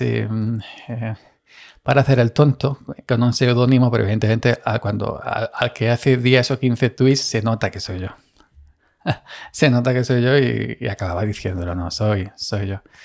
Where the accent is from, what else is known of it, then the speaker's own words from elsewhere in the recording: Andalusia, Spain; soy andaluz